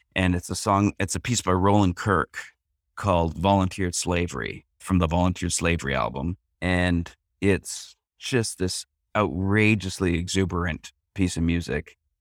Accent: Canada; I'm Canadian and I had an English mother

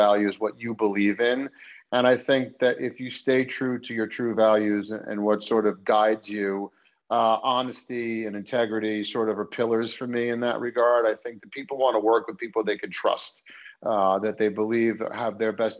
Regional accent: Great Neck, New York, United States; also born or lived in Ann Arbor, Michigan / New Orleans, Louisiana; I grew up on Long Island in Great Neck

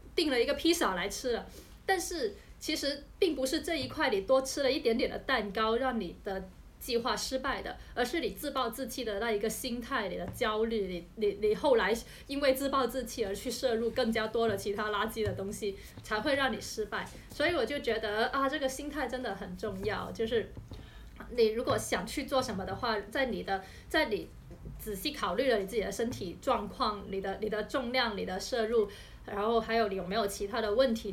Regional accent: China; 对于我们中国人来说

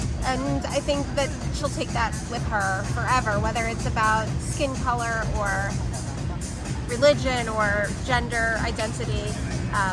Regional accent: Rockland County, New York, United States; I grew up in Rockland County, and we live there now.

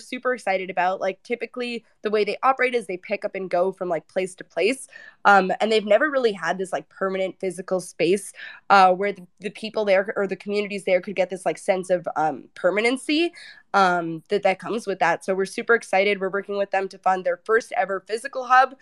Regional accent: Toronto, Ontario, Canada; I'm from Toronto

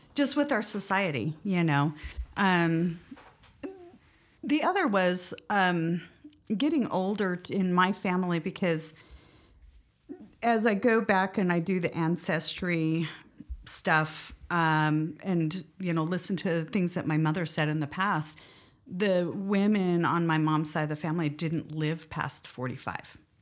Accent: West Valley City, Utah, United States; also born or lived in Montrose, Colorado; I was born in, uh, in Montrose, Colorado, um, but as a small child moved out here to Utah with my family and grew up mainly in the Kearns, West Valley area

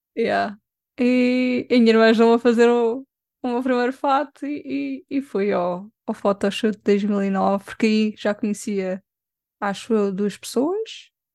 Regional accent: Lisbon, Portugal; Sou de Lisboa.

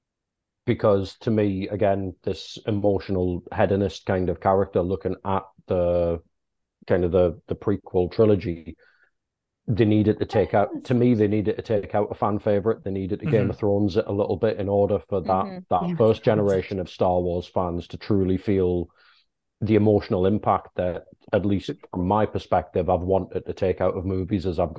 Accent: the Northeast, North East England, United Kingdom; We're all from the Northeast

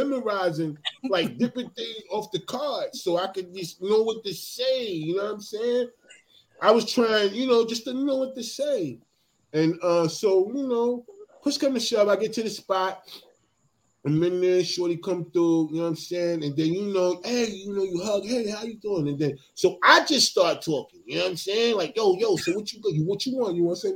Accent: New Jersey, United States; I'm from Jersey

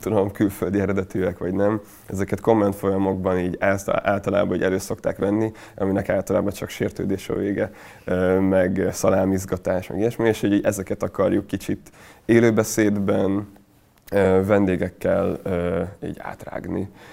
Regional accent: Hungary; Én ott nőttem fel nagy részt

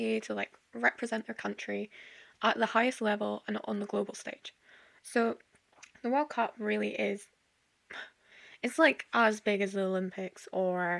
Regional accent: Scotland, United Kingdom; I'm Scottish

